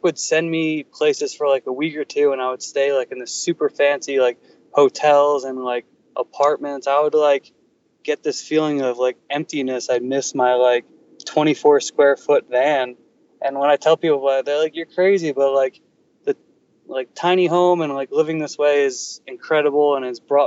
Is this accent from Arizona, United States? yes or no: no; New Jersey, United States; moved away as an adult; also born or lived in California; I grew up in New Jersey forever, whatever, let's call it 26 years